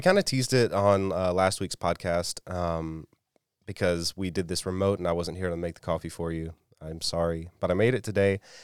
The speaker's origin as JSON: {"language": "English", "region": "South Alabama", "country": "United States", "tie": "born or raised there", "moved": "as an adult", "said": "I grew up in South Alabama"}